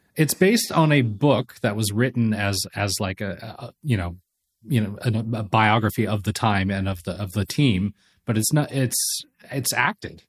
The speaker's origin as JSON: {"language": "English", "town": "Los Angeles", "region": "California", "country": "United States", "tie": "born or raised there", "said": "I'm from Los Angeles. I was a kid when the Lakers hit this dynasty, and it was the biggest thing in L"}